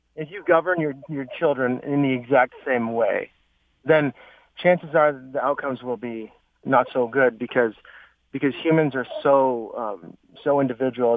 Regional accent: Idaho, United States; moved away; I'm actually originally from Idaho

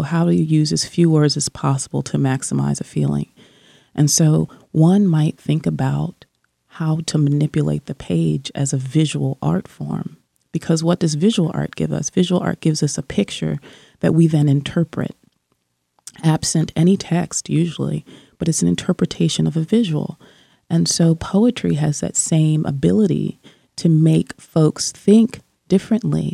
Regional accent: New Jersey, United States; when I was growing up in New Jersey

